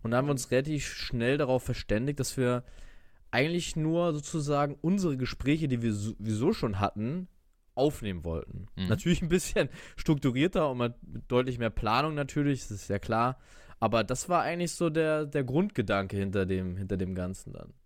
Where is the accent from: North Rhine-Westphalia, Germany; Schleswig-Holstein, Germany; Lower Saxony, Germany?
Schleswig-Holstein, Germany; Eckernförde; moved away as an adult; now in Stuttgart, Germany; bin gebürtiger Eckernförder und bin ja auch zur Schule gegangen und habe auch hier die meiste Zeit meines Lebens verbracht